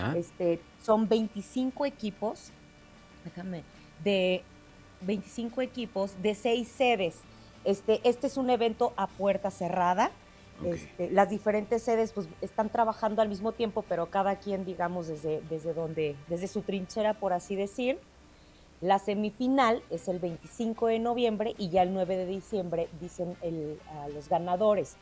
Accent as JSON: {"language": "Spanish", "region": "Guanajuato", "country": "Mexico", "said": "nuestro hermoso estado"}